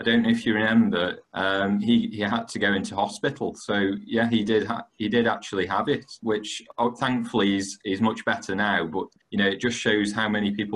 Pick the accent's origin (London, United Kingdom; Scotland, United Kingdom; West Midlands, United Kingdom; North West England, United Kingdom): West Midlands, United Kingdom; Stoke-on-Trent; I am from Stoke-on-Trent. I've lived in the city my whole life